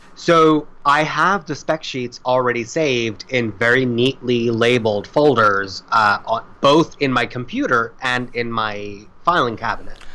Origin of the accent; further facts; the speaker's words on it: South Florida, United States; I grew up in South Florida